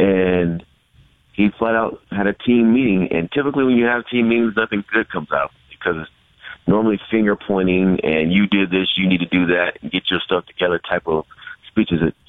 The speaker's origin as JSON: {"language": "English", "area": "Bay Area", "region": "California", "country": "United States", "tie": "born or raised there", "said": "having grown up the Bay Area like Tom"}